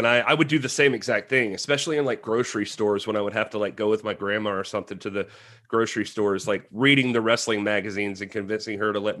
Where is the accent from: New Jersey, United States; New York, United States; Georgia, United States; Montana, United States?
Georgia, United States; South; I grew up a WWF guy. So, and I was born in South Georgia.